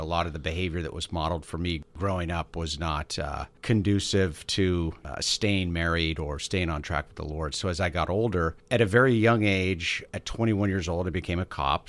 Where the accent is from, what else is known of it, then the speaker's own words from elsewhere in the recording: Bay Area, California, United States; also born or lived in Los Gatos, California / Santa Cruz, California; now in San Diego, United States; Yes, I grew up in the Bay Area. Born in Los Gatos, then moved